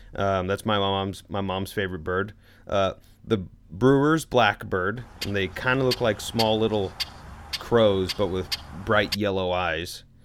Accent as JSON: {"language": "English", "town": "Louisville", "region": "Kentucky", "country": "United States", "tie": "born or raised there", "moved": "yes", "said": "I was born in Louisville"}